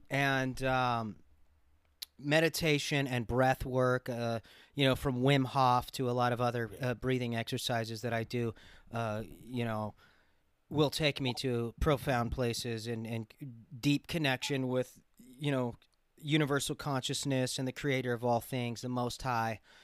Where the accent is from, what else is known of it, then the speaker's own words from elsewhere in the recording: Los Angeles, California, United States; growing up in Los Angeles